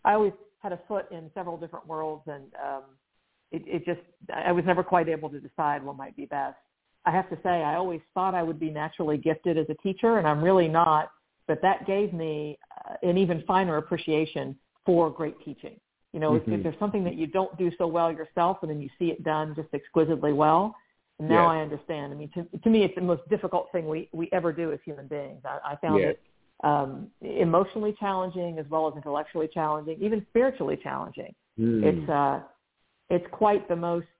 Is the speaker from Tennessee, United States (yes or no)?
no; West Virginia, United States; my home state of West Virginia